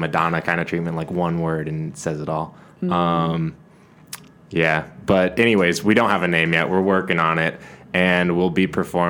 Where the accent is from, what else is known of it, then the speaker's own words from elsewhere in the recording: San Jose, California, United States; moved away as an adult; also born or lived in Chicago / Portland; now in Los Angeles, United States; Yeah, Bay Area. I'm from San Jose.